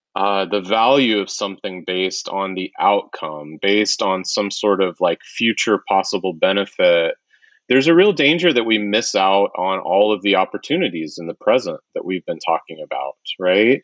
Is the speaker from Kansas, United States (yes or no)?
yes; Wichita, Kansas, United States; I grew up in Wichita, Kansas